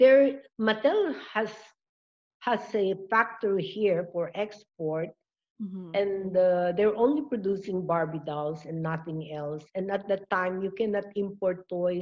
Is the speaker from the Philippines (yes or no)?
yes; Bicol Region, Philippines; we are from Bicol.